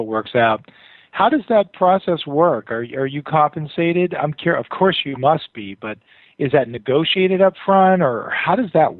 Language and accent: English; Boston, Massachusetts, United States; I'm from Boston here.